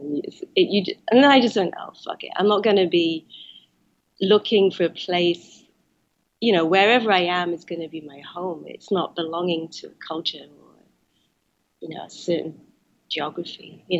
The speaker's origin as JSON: {"language": "English", "region": "Wales", "country": "United Kingdom", "tie": "born or raised there", "said": "he expected us to act and be Chinese, even though we were raised in Wales."}